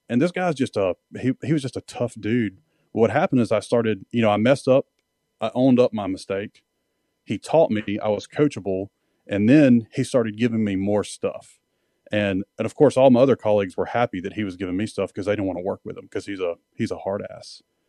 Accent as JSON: {"language": "English", "region": "Mississippi", "country": "United States", "moved": "as an adult", "said": "I was a redneck from Mississippi"}